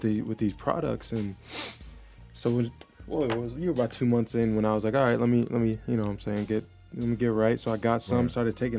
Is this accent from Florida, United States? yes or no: yes; South Florida, United States; man, from South Florida.